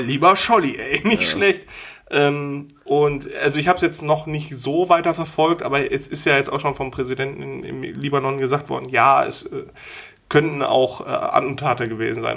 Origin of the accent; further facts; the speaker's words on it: Wulfen, North Rhine-Westphalia, Germany; da, wo ich aufgewachsen bin, in Wulfen